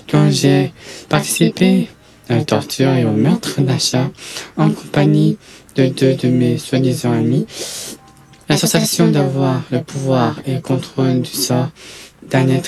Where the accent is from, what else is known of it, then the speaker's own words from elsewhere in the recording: Toulouse, Occitania, France; born there; Je suis français, je mesure 1m88, 104 kg. Je suis né à Toulouse, dans le Mirail